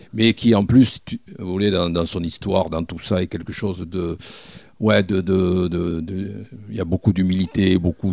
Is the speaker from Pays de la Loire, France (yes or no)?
no; Mont-de-Marsan, Nouvelle-Aquitaine, France; also born or lived in Bordeaux; que j'avais basé à Mont-de-Marsan parce que j'étais de Mont-de-Marsan